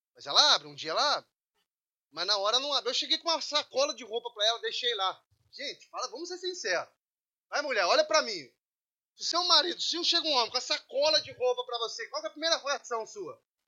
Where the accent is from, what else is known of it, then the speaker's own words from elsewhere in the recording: Brazil; moved away; Sou brasileiro